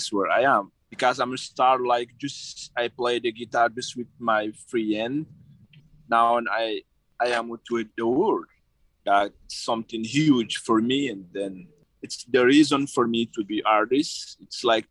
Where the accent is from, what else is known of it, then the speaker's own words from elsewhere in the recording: Niger; English is a second language; also born or lived in Arlit / Niamey; in my hometown because I live in Chuntabraden